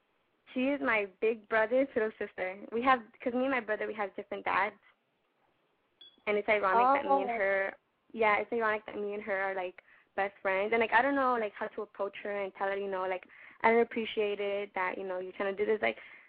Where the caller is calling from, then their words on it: Los Angeles, California, United States; I'm 16 years old, and I'm from South LA.